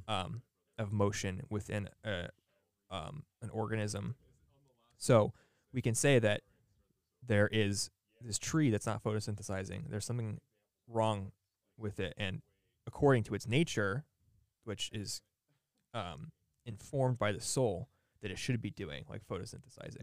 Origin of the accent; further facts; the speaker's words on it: United States; we have this weird, I don't know, imposition as modern American young people to be friends with a ton of people